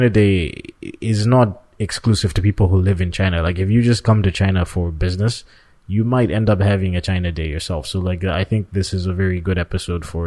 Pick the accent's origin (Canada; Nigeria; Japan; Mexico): Canada; we're both from Canada.